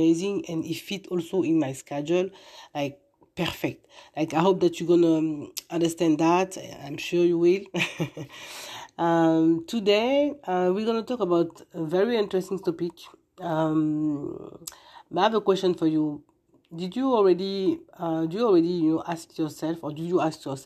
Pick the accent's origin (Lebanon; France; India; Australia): France; Paris, Île-de-France; English is a second language; moved away as an adult; now in United States; I'm living now in US, and I'm coming from France, born in Paris. And when I came here 6 years ago